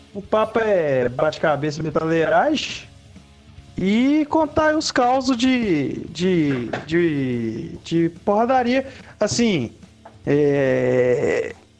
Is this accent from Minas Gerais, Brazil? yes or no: yes; Ouro Branco, Minas Gerais, Brazil; Porque eu sou de Ouro Branco, né, cara? uma cidade pequenaça, né, cara? Não existe show de metal aqui